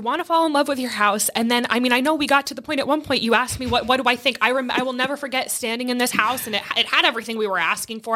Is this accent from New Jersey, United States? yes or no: yes; New Jersey, United States; moved away; I'm from New Jersey